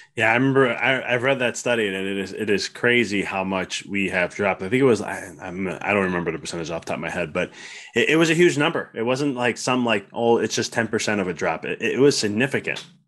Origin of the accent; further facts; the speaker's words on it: Midwest, United States; I come from the Midwest, so pop instead of soda